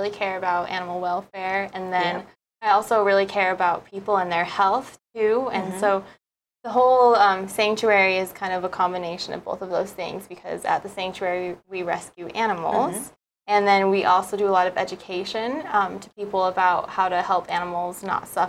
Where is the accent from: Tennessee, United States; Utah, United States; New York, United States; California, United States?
Utah, United States; moved away as an adult; now in Hawaii, United States; I'm actually from the mainland. So I was born and raised in Utah, and then I came here for college like 10 years ago.